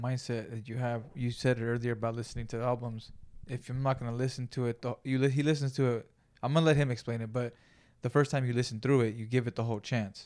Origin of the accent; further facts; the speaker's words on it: Greenfield, California, United States; moved away; I grew up in Greenfield, California